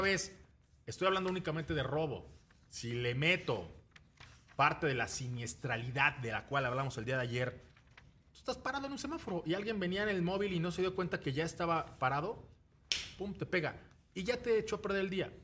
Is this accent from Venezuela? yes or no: no; Mexico; como mexicanos